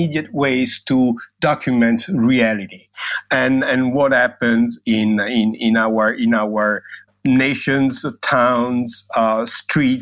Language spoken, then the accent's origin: English; Rome, Lazio, Italy; I'm from Rome. That means I'm Italian.